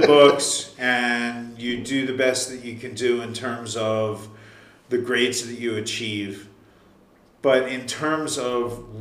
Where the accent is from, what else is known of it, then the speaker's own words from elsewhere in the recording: Huntingdon Valley, Pennsylvania, United States; I grew up in, I guess it was Huntington Valley at the time